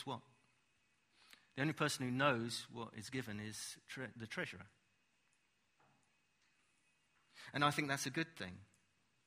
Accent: United Kingdom; we're British

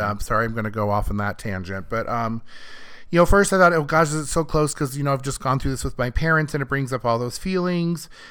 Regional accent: Iowa, United States; moved away as an adult; now in California, United States; I grew up in Iowa

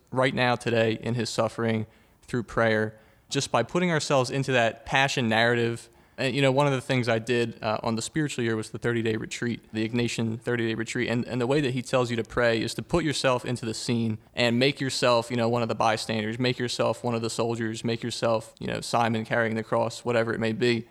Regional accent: Huntingdon Valley, Pennsylvania, United States; I am from Huntington Valley

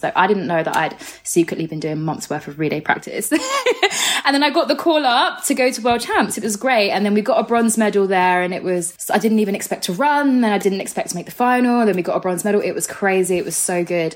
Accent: Orpington, London, United Kingdom; I grew up in Orpington, part of Bromley. So basically, yeah, Bromley, southeast, all that area

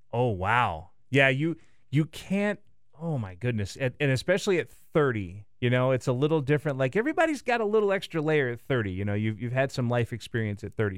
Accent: the South, United States; now in Milwaukee, United States; I grew up in the South

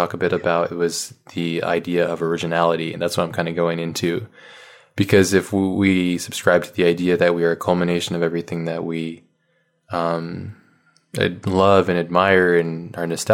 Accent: Hawaii, United States; I grew up in Hawaii, so there wasn't a lot of art books there

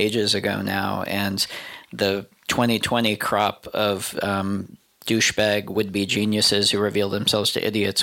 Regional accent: United States; as an American

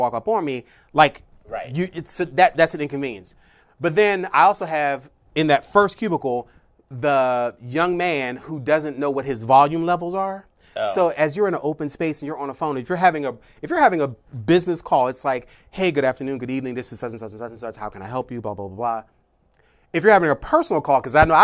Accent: Philadelphia, Pennsylvania, United States; I'm from Philadelphia

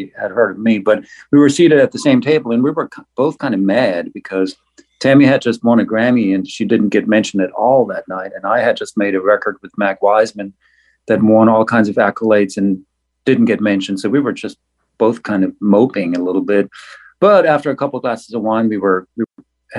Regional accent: Black Forest, Baden-Württemberg, Germany; English is a second language; moved away as an adult; now in United States; I was born in the Black Forest of Germany and raised by wolves there

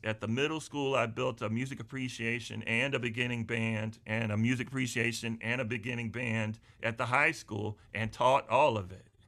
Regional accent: Charlotte, North Carolina, United States; also born or lived in Wilmington, North Carolina / Burgaw, North Carolina; I was born and raised in the Charlotte area

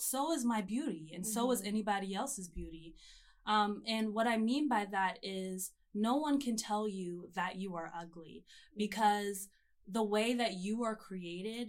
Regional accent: Atlanta, Georgia, United States; moved away; also born or lived in Auburn, Alabama; I'm from Atlanta, Georgia, born and raised.

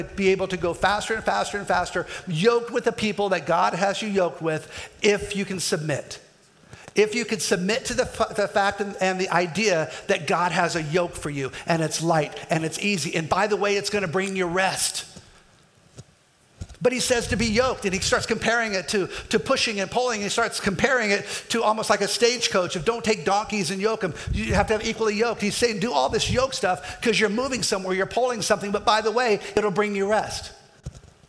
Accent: Kansas, United States; I'm from Kansas

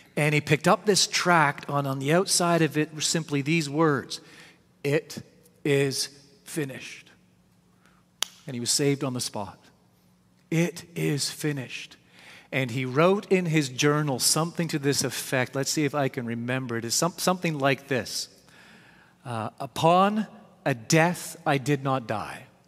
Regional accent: Canada; I was raised here in Canada

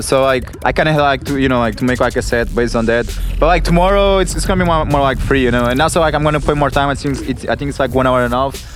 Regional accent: Portugal; growing up in Portugal

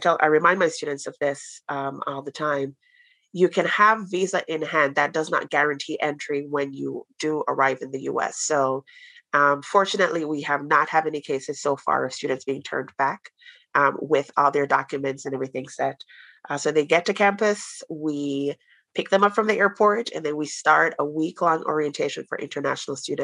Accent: Jamaica; now in United States; I'm from Jamaica and we have a couple of Jamaican students here. It does not snow where we're from

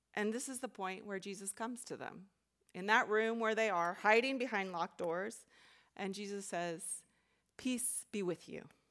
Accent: Texas, United States; moved away as an adult; also born or lived in Chicago; I grew up in Texas

